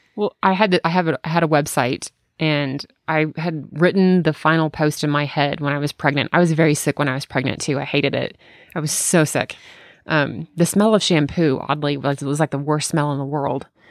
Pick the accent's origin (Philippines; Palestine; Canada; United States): United States; Memphis, Tennessee; I grew up in Memphis, Tennessee.